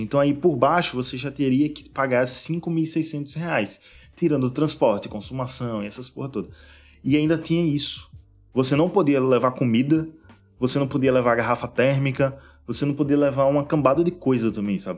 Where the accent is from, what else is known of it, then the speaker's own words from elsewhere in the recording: Aracaju, Sergipe, Brazil; eu sou da Aracaju